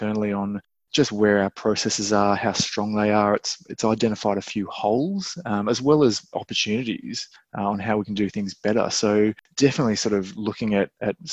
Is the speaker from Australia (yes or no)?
yes; Australia; also born or lived in United Kingdom / New Zealand; as an Aussie